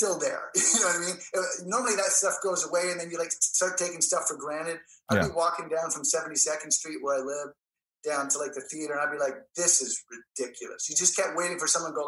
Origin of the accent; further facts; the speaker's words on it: Canada; moved away; I'm Canadian